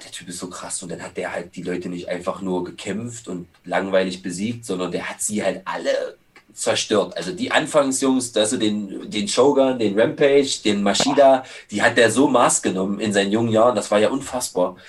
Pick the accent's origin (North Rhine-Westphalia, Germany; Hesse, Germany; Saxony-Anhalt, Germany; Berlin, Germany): Berlin, Germany; Schöneweide; wo ich herkomme aus Schöneweg